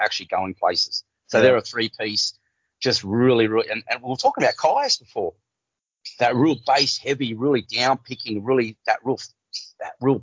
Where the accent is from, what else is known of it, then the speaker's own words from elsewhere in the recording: Cardiff, New South Wales, Australia; I'm from Cardiff.